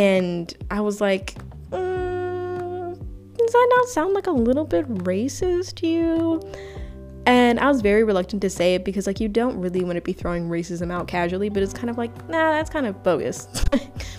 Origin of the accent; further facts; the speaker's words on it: Uganda; now in United States; I was primarily born and raised in Africa